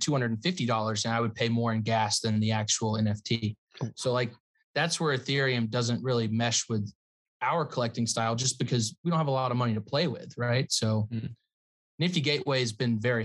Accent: the South, United States; a kid growing up in the South

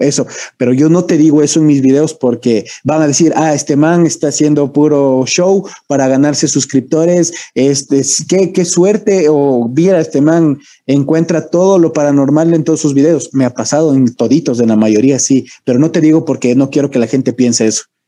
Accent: Ecuador; Yo sí soy ecuatoriano

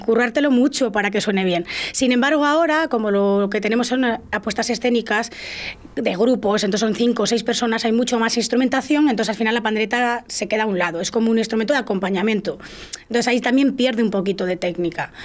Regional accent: La Parrilla / Portillo area, Castile and León, Spain; yo soy de la Peraja de Portillo

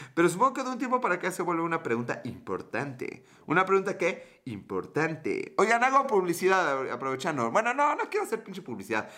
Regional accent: Mexico; somos mexicanos

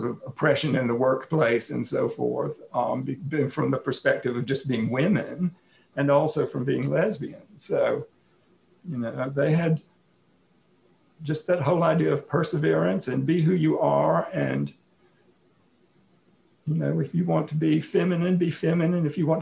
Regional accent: Atlanta, Georgia, United States; now in Portland, United States; I grew up in Atlanta.

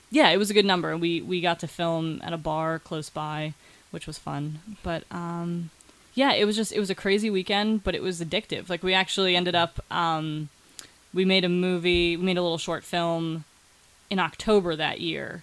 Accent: Cleveland, Ohio, United States; moved away as an adult; now in Pittsburgh, United States

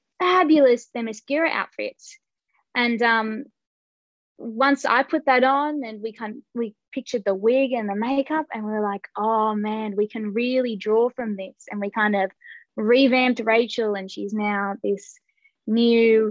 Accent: Australia; we were both kind of bonded being Australian, being away from home.

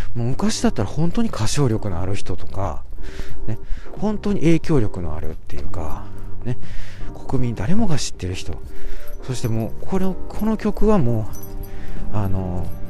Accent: Amagasaki, Hyogo, Japan; moved away; 実家の方に来てます。兵庫県のね、あの、尼崎さ、尼崎市という、あの、素晴らしい、えー、由緒正しいですね。えー、町。なんていうんですか？町。まあ、町と言いますか、あの、なんと言いますか、いや、わかりませんけれども、そういう地域の方にね、えー、戻ってまいりまして、まあ、私の、えー、生まれ育ったね、故郷

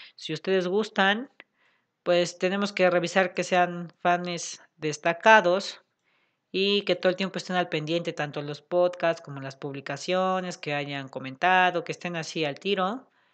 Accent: Puebla, Mexico; aquí en Puebla porque, pues porque somos de Puebla

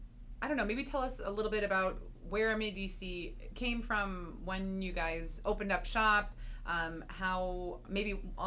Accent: Marlborough, Massachusetts, United States; I was born and raised in Marlborough

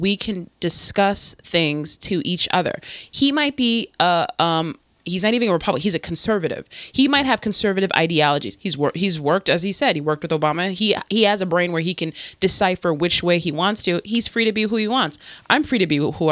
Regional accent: New York, United States; born or raised there; moved away as an adult; now in New Jersey, United States

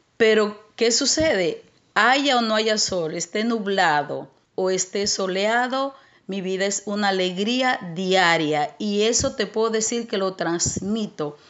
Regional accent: Santo Domingo Este, Distrito Nacional, Dominican Republic; moved away as an adult; also born or lived in San Cristóbal, Dominican Republic; now in United States; me crié en un barrio en Los Minas

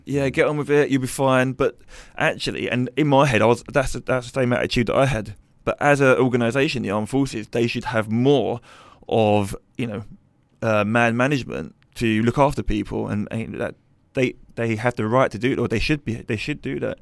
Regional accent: London, United Kingdom; I was brought up in East London

